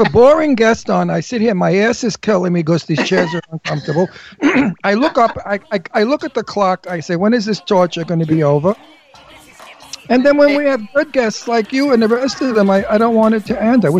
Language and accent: English; New York City, New York, United States; accent: New York; I'm Italian from Brooklyn, from a mafia background.